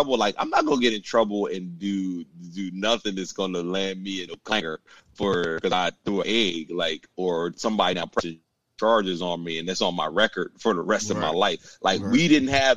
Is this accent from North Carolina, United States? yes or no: no; Newark, Delaware, United States; growing up in Delaware and Newark